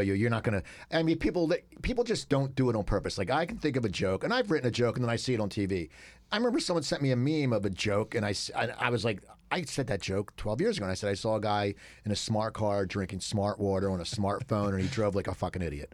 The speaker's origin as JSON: {"language": "English", "town": "Cherry Hill", "region": "New Jersey", "country": "United States", "tie": "born or raised there", "said": "I grew up in Cherry Hill"}